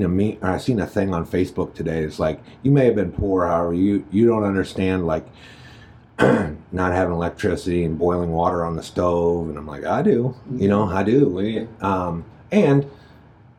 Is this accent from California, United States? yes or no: no; Jennings, Missouri, United States; I grew up in Jennings, which is St. Louis County